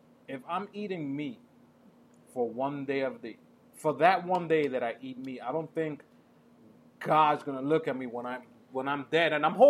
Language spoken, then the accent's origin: English; New York City, New York, United States; growing up in the Heights